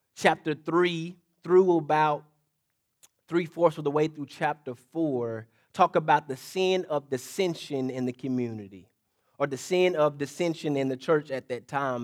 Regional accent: State Line, Mississippi, United States; State line Mississippi, to be exact

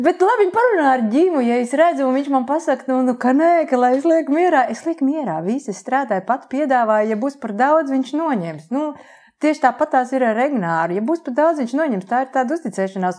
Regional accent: Liepāja, Kurzeme, Latvia; moved away as an adult; also born or lived in Riga; Esmu patriotiskā liepainiece, es piedzimu Lietpājā un Lietpājā nodzīvoju absolūtā pārliecībā, ka te es arī palikšu

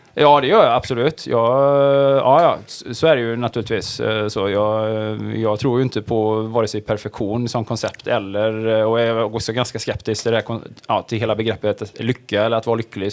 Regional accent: Sweden; man född och uppvuxen i Sverige och är någonstans i min ålder så här medelålders

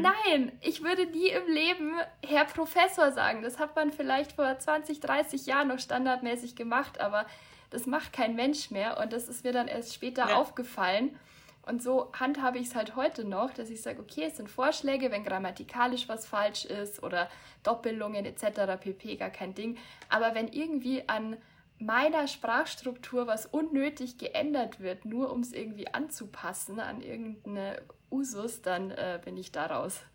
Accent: near Munich, Bavaria, Germany; ich komme aus der Nähe von München

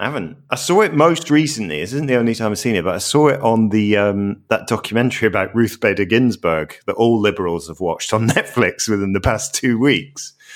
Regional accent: Glasgow, Scotland, United Kingdom; growing up in Scotland, I remember, like, I lived in really suburban Glasgow

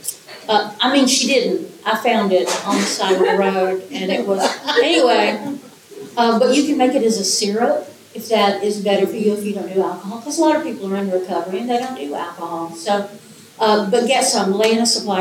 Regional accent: Appalachia, United States; I'm from Appalachian, kitchens

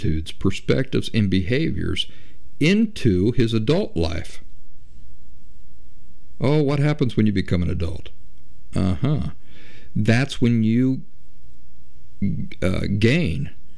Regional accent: United States; I'm from the United States

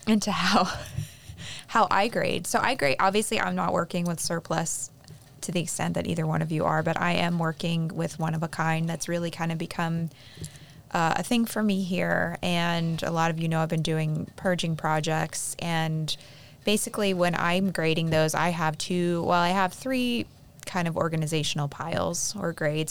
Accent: Pennsylvania, United States; moved away; in my hometown, there are actually factories that made different things.

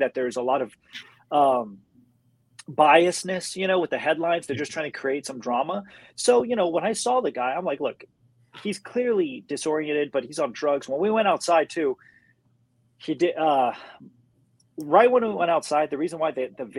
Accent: United States; growing up in America

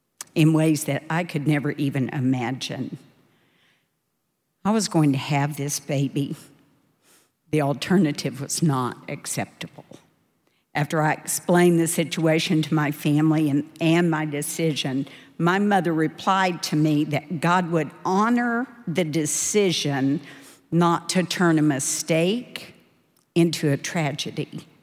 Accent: Dallas, Texas, United States; I grew up in Dallas in a really wonderful but imperfect family.

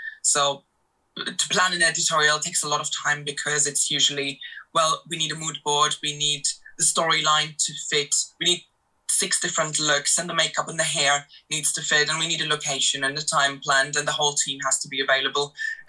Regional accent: Germany; moved away as an adult; also born or lived in Latvia; now in London, United Kingdom; Modeling work picked up during my studies here in London. I'm originally from Germany and Latvia. I came over here just for my studies, and somehow I ended up in fashion and in television.

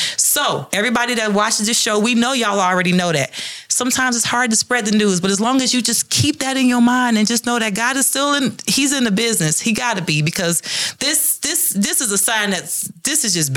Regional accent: Detroit, Michigan, United States; And I grew up in Detroit in the ghetto where crime and drug was rampant

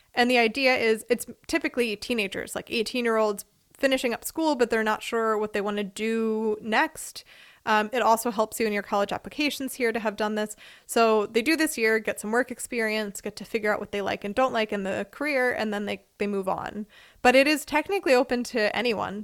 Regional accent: Philadelphia, Pennsylvania, United States; moved away as an adult; now in Freiburg, Germany; I am from Philadelphia, Pennsylvania, in the U S. I currently live in Freiburg, Germany

